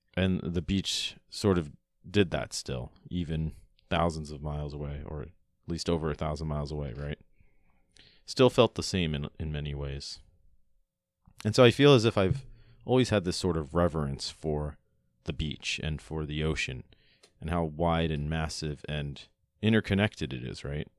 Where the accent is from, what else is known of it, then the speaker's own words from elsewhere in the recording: Long Island, New York, United States; also born or lived in Florida; When I was about nine years old, my family and I moved from Florida, where I was born and raised, all the way up to New York